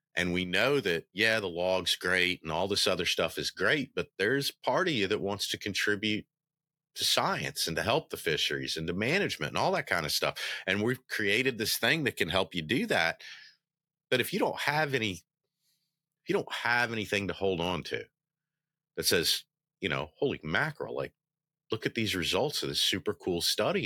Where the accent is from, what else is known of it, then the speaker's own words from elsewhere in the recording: Memphis, Tennessee, United States; I was born in Memphis, Tennessee.